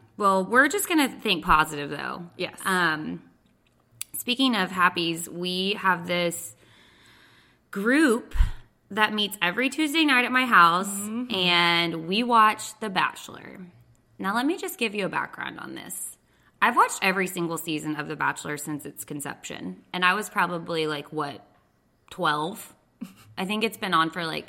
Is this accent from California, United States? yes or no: no; Texas, United States; moved away; I'm from Texas.